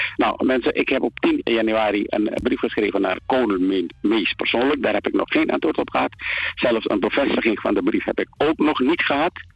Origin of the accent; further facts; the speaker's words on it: Paramaribo, Paramaribo District, Suriname; moved away as an adult; now in Netherlands; Ik ben geboren en getogen in Paramaribo aan de Christoffel Kersenstraat nummer 51